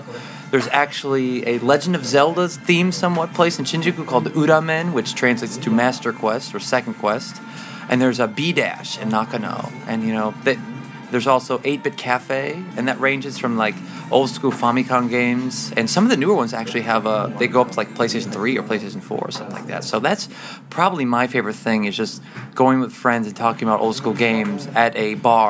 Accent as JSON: {"language": "English", "country": "United States", "moved": "yes", "lives_now": "Japan", "said": "I'm an American guy"}